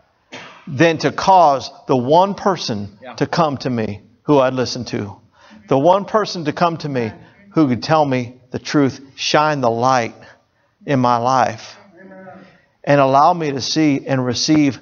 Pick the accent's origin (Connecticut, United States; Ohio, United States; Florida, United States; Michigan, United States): Florida, United States; Hollywood; I grew up in South Florida, Hollywood, Florida